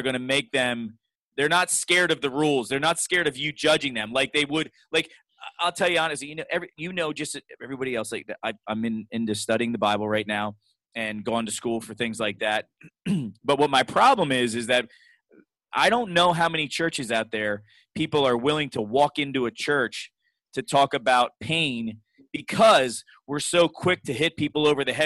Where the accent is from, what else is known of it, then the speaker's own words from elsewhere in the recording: Reading, Pennsylvania, United States; I'm from Reading too